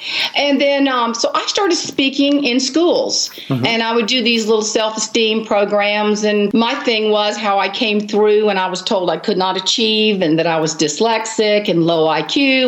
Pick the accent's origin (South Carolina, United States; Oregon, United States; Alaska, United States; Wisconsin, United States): South Carolina, United States; the Low Country; I grew up in the Low Country, and now I live in this little teeny town in the middle of South Carolina, but it's sweet.